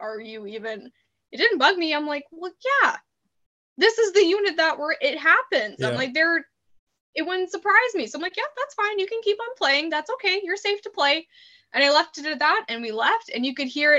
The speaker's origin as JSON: {"language": "English", "town": "Saskatoon", "region": "Saskatchewan", "country": "Canada", "moved": "as an adult", "lives_now": "British Columbia, Canada", "said": "I'm from Saskatoon"}